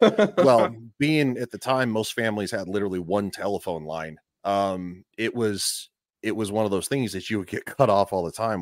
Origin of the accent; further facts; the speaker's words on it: Colorado, United States; moved away as an adult; also born or lived in Florida; I'm from Colorado. I, I, I lived in Florida for the last eleven years